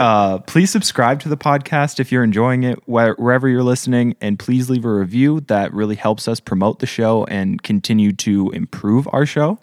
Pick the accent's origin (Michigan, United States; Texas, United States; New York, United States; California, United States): Michigan, United States; Marquette; my hometown of Marquette